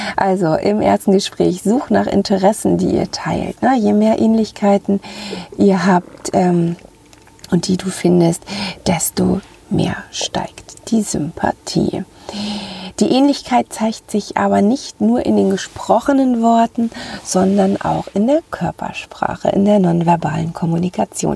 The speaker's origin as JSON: {"language": "German", "area": "Ruhr area", "region": "North Rhine-Westphalia", "country": "Germany", "tie": "born or raised there", "also_born_or_lived": "northern Germany", "accent": "Ruhr dialect", "moved": "yes", "said": "wenn ich mal zwischendurch zurück in meiner Heimat im Ruhrgebiet bin, dann nehme ich gleich diese diesen Dialekt wieder auf"}